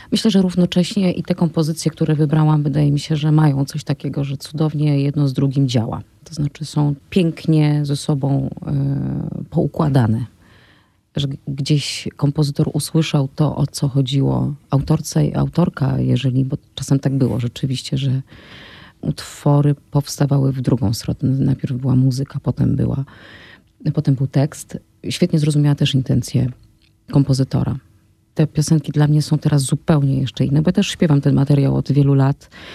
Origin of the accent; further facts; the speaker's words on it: near Rzeszów, Podkarpacie, Subcarpathian Voivodeship, Poland; moved away; jestem z Podkarpacia, jestem z Podrzeszowa i wychowałam się na polach